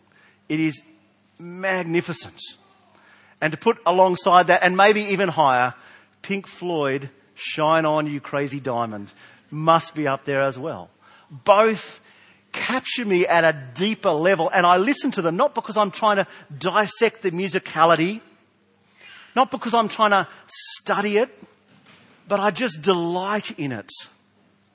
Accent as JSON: {"language": "English", "region": "South Australia", "country": "Australia", "accent": "South Australian", "said": "my South Australian accent"}